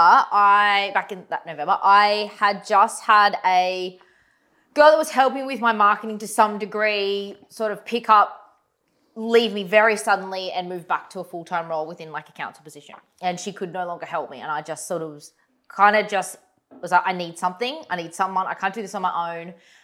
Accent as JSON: {"language": "English", "town": "Goondiwindi", "region": "Queensland", "country": "Australia"}